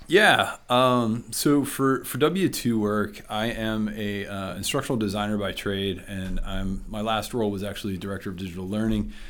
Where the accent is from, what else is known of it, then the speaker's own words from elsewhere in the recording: Freeport, Pennsylvania, United States; also born or lived in Nashville, Tennessee; now in Sarver, United States; I was born and raised in Freeport